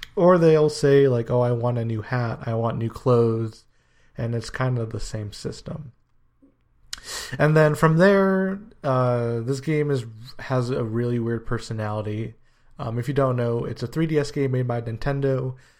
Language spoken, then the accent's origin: English; United States; also born or lived in Guyana (ancestry); I was born in the States, so I'm kind of the first generation of my family to live in America